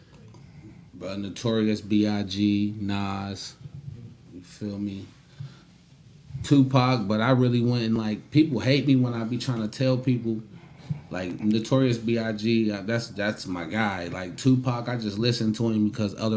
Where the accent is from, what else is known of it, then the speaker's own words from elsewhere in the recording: Covington, Kentucky, United States; I'm from Covington